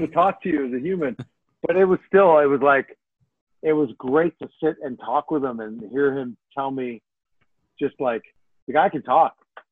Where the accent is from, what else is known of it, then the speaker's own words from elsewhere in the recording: Chicago, Illinois, United States; I'm from Chicago